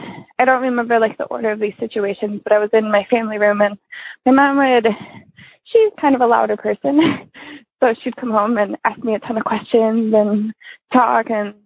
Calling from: Wisconsin, United States; from Wisconsin.

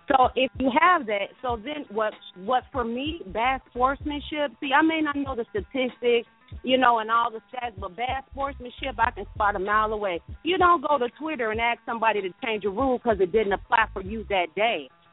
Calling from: Georgia, United States; I'm calling from Georgia

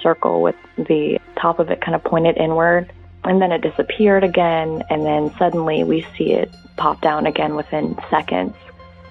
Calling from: Seattle, Washington, United States; I'm calling from Seattle, Washington.

